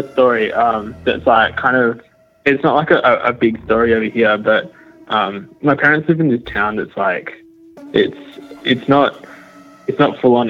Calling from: Western Australia, Australia; I'm calling from Western Australia.

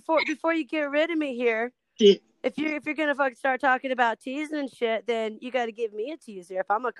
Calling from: Iowa, United States; No, I'm in Central Iowa. I am not doing that.

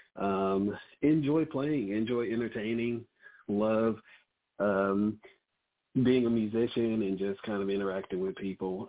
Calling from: Charlotte, North Carolina, United States; I'm calling from Charlotte, North Carolina

